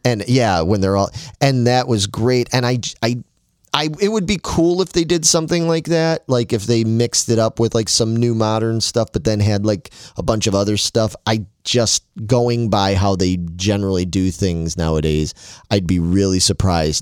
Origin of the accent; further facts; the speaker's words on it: Chicago, Illinois, United States; me growing up in Chicago